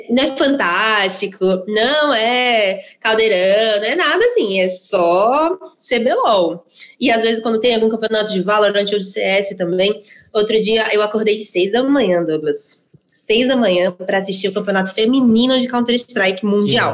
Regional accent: Maceió, Alagoas, Brazil; now in São Paulo, Brazil; Eu sou nordestina de Maceió, moro hoje em São Paulo

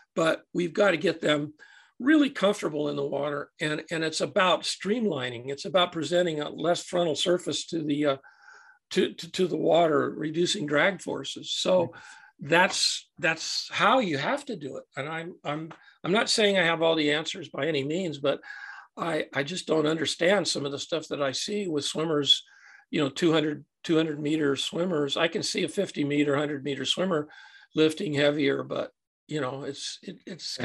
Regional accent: Santa Barbara, California, United States; I'm a, a native Californian. Uh, I was born and raised in Santa Barbara, California

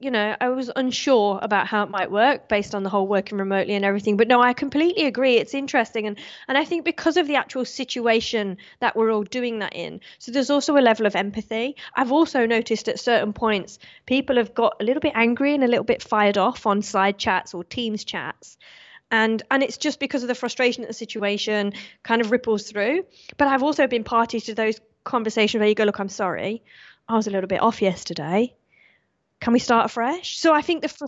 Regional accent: Australia; this is where I kind of want to turn on my citizenship and say I'm British instead of Australian

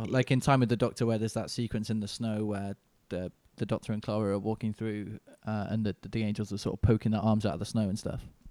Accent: Manchester, North West England, United Kingdom; now in London, United Kingdom; I'm from, I live in London now, but I'm originally from Manchester, uh, U K.

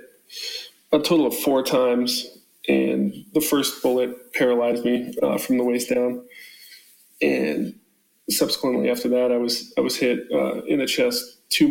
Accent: Colorado, United States; I grew up in Colorado

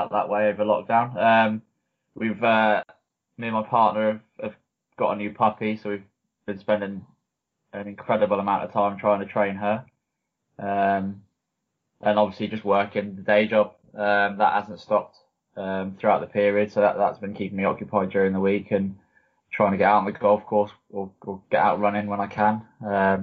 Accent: the South Coast, South East England, United Kingdom; also born or lived in Lincoln; I grew up as a football fan. I'm from the South Coast, obviously. So big Southampton supporter.

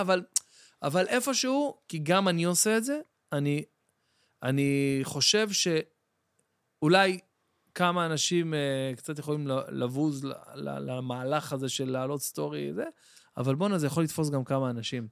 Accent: Jerusalem, Jerusalem District, Israel; אני גדלתי שם בבית וגן.

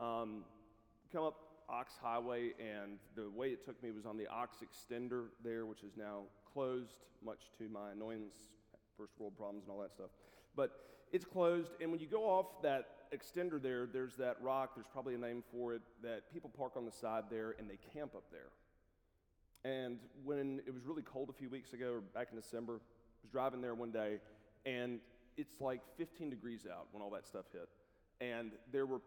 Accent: South Carolina, United States; moved away as an adult; also born or lived in Columbia, South Carolina; now in Lookout Mountain, United States; I grew up in South Carolina

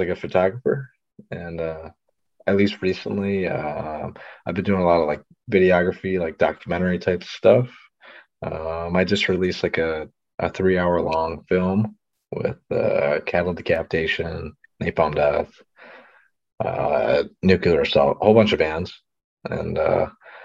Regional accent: Niagara Falls, New York, United States; I'm from like Niagara Falls, US side around there.

